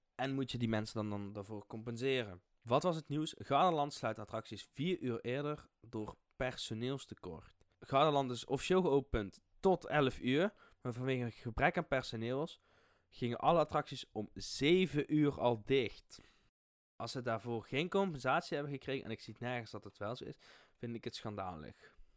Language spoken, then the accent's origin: Dutch; Limburg, Netherlands; accent: Limburgish; mijn limburgse accent